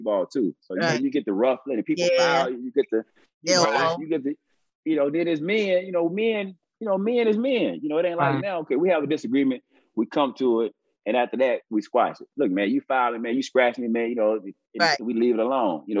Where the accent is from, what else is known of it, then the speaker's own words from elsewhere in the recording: Texas, United States; I'm from Texas